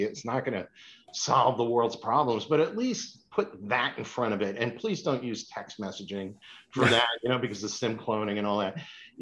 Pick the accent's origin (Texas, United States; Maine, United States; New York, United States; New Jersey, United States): New Jersey, United States; Northern; now in Boston, United States; I grew up in Northern New Jersey